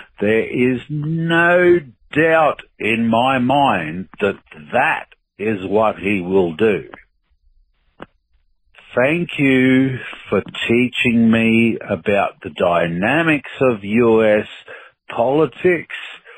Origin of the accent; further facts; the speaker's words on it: Australia; also born or lived in Sydney; I'm an Aussie. I live in Sydney and in Australia.